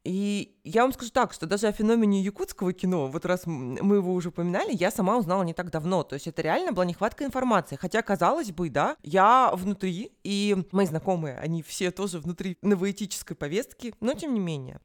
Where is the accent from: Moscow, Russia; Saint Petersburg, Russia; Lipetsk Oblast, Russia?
Moscow, Russia; moved away as an adult; я как москвичка, пусть и во временном изгнании, ну, скажем, отъезде